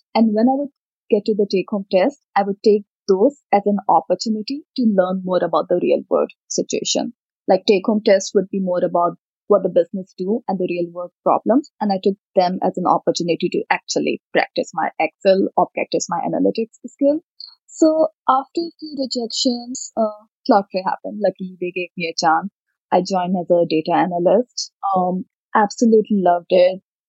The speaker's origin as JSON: {"language": "English", "region": "Uttar Pradesh", "country": "India", "tie": "born or raised there", "said": "Dad had a government job, doctor at the government in a government job, so we moved across a few different places in Uttar Pradesh, Saharanpur, Rampur. Right now, my parents live in a small city called Banda."}